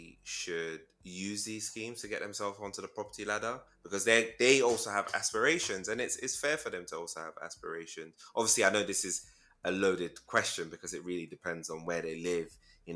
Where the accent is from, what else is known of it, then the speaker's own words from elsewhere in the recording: London, United Kingdom; so I'm from London